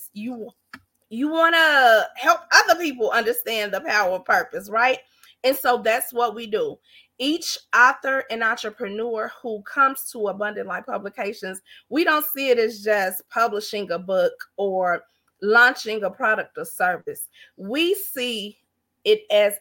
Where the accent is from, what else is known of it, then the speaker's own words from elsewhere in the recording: Gary, Indiana, United States; I grew up in Gary, Indiana